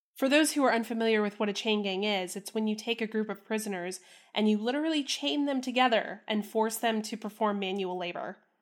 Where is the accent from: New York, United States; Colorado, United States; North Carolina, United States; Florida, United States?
Florida, United States; Central; moved away; I was born in Florida, and I spent my early childhood in Florida